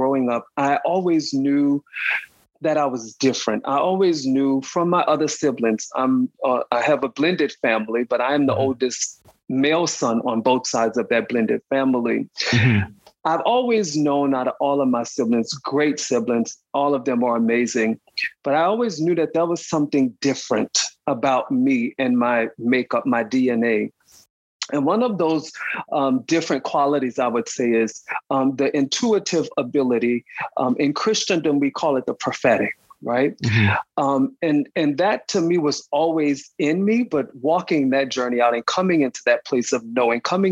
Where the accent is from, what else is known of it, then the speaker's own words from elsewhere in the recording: New Orleans, Louisiana, United States; now in Atlanta, United States; born and raised New Orleans, Louisiana